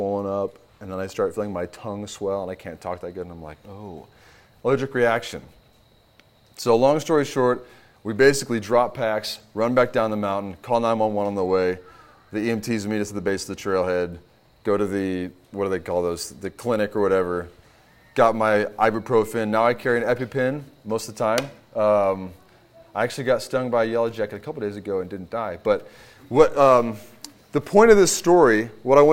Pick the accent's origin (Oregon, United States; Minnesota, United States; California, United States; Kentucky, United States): Kentucky, United States; also born or lived in Houston, Texas; now in Virginia, United States; I'm originally from Kentucky.